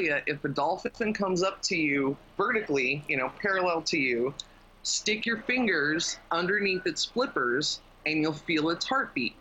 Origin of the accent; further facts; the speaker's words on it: Las Vegas, Nevada, United States; now in Thailand; Growing up in Vegas